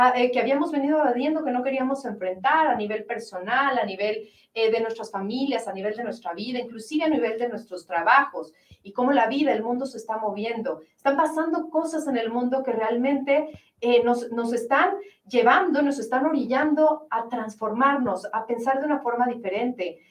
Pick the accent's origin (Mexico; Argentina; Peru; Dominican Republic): Mexico; Somos los mexicanos